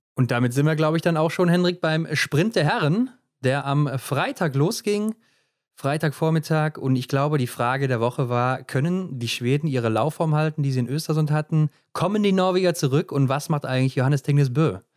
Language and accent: German; Germany; wir als Deutsche